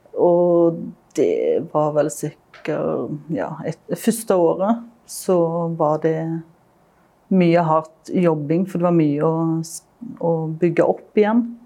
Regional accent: Stavanger, Rogaland, Norway; når jeg vokste opp i Stavanger

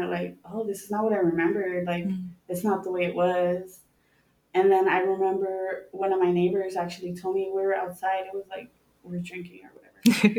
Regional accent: Los Angeles, California, United States; also born or lived in Mexico; I liked growing up

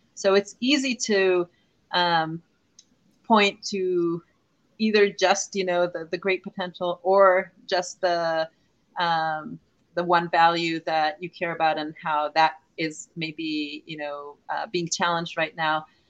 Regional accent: Israel; moved away as an adult; now in California, United States; I am Israeli. I was born in Israel

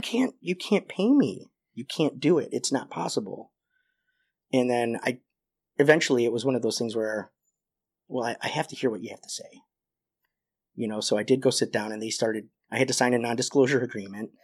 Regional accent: Joliet, Illinois, United States; I grew up in Joliet

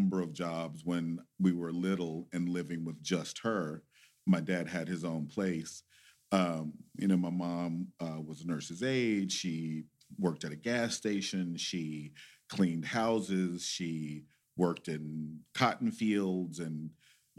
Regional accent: southeast Missouri, United States; moved away as an adult; also born or lived in Denver, Colorado; Missouri, the boot heel, southeast Missouri

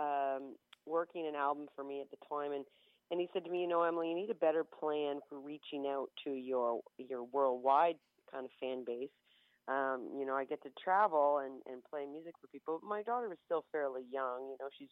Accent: Prince Edward County, Ontario, Canada; now in Kingston, Canada; I'm from Prince Edward County

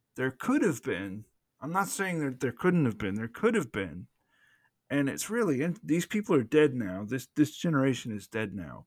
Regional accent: United States; I'm coming from an, an, a perspective as an American

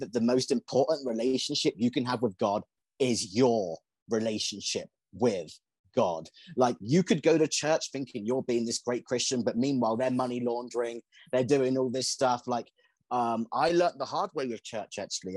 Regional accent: England, United Kingdom; moved away as an adult; now in United States; I'm from England

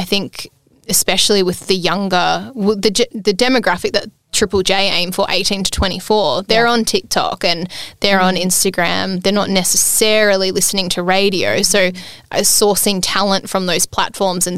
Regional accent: Ballarat, Victoria, Australia; growing up in Ballarat, I listened a lot to Power FM, which is like the local commercial station

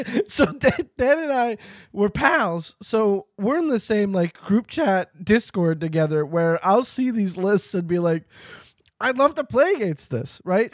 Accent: Canada; I'm Canadian.

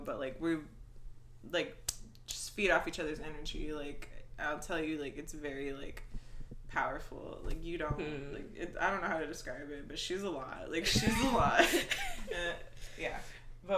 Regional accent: Austin, Texas, United States; also born or lived in El Paso, Texas; I moved here with my family like when I was 10, and then pretty much spent like, grew up here

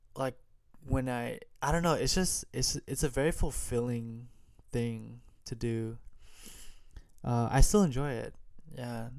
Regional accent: United States; I grew up in America not knowing how to speak Vietnamese much

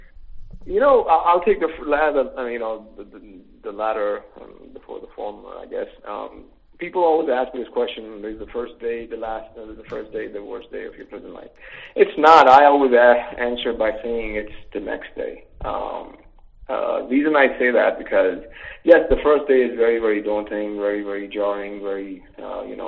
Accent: New York, United States; moved away; also born or lived in Long Island; We grew up in New York, you know, half of our lives in Queens and Long Island

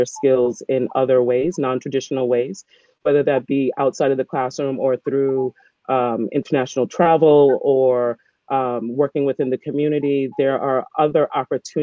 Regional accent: New York City, New York, United States; Born and bred in New York, born and bred in the Bronx

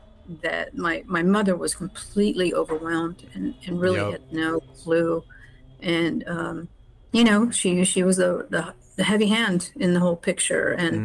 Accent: Whittier, California, United States; Grew up in a suburb of Los Angeles called Whittier.

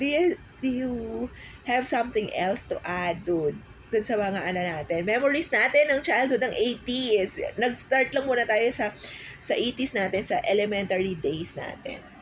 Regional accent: Calabarzon, Philippines; taga Cavite kami

